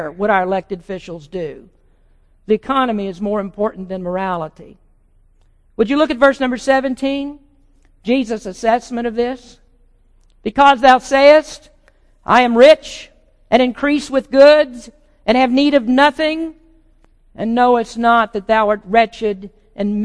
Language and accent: English; the South, United States; moved away; I came from the South